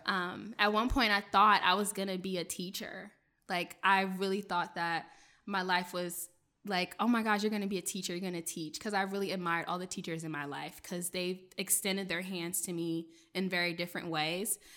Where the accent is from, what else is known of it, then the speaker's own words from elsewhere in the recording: Bladensburg, Riverdale, Hyattsville area, Maryland, United States; first language French; English is a second language; I grew up in the Bladensburg, Riverdale, Highsville area, um, in Maryland. I'm a P G County girl